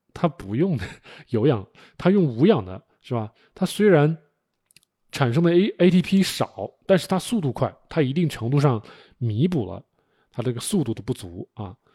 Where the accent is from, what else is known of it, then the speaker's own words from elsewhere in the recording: China; 我们作为中国人 吃惯了五谷杂粮